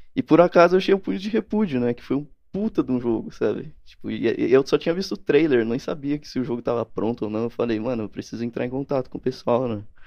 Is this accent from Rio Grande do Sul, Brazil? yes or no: no; Campinas, São Paulo, Brazil; Eu, eu sou de Campinas, na verdade. De interior de São Paulo, né?